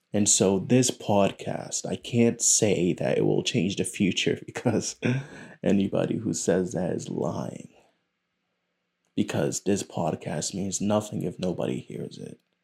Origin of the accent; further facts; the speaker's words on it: United States; It is a curse and a blessing to be born here. My parents are from South America.